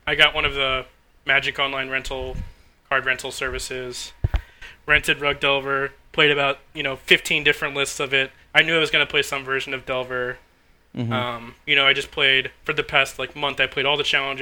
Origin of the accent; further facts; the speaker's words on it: Maryland, United States; We're all from Maryland